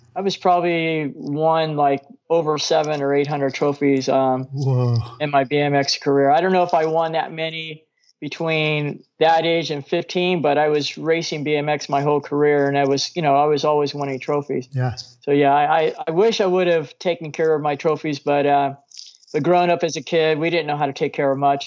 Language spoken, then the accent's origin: English; Norwalk, California, United States; also born or lived in Downey, California; I grew up in Norwalk